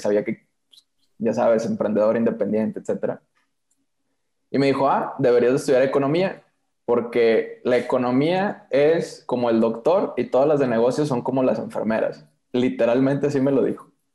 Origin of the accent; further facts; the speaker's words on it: Monterrey, Nuevo León, Mexico; yo soy de Monterrey